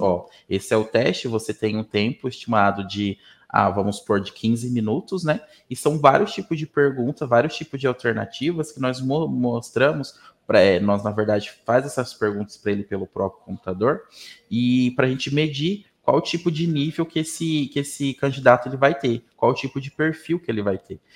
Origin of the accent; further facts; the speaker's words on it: Mato Grosso do Sul, Brazil; moved away as an adult; now in Umuarama, Brazil; Mato Grosso do Sul, onde eu fui criado